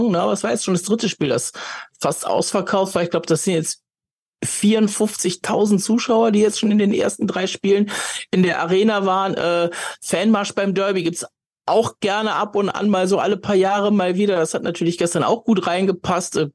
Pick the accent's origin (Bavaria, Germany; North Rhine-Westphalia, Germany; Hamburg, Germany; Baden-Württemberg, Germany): North Rhine-Westphalia, Germany; Cologne; als Kölner war es natürlich immer schön, wenn du das Nürnberger Powerplay gegen dich hattest